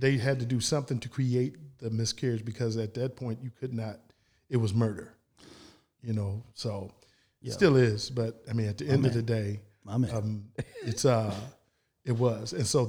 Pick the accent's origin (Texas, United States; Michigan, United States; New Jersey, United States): Texas, United States; San Antonio; born there; I was born in San Ann.